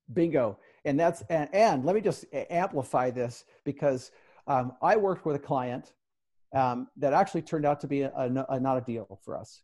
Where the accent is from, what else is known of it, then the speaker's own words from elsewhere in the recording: Salt Lake City, Utah, United States; my hometown